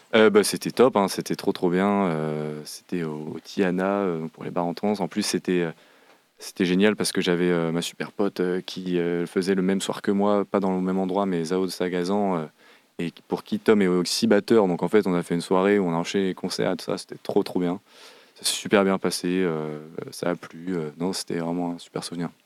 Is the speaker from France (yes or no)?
yes; Saint-Nazaire, Pays de la Loire, France; also born or lived in Nantes; à Saint-Nazaire, de là d'où je viens